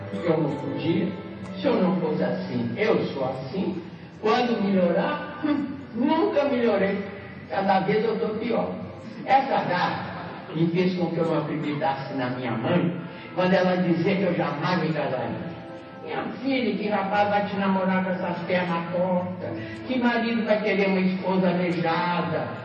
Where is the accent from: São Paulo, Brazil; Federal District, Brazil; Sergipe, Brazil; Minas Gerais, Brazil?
Minas Gerais, Brazil; Belo Horizonte; A menina está aqui com 85 anos e não sei quando é que eu moro. Lá em Belo Horizonte, onde eu nasci